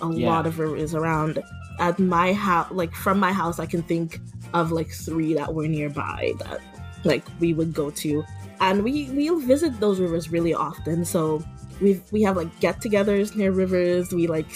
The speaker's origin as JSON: {"language": "English", "town": "Portsmouth", "region": "Saint John Parish", "country": "Dominica", "tie": "born or raised there", "moved": "as an adult", "lives_now": "San Francisco, United States", "said": "My hometown is Portsmouth, and it's near a national park."}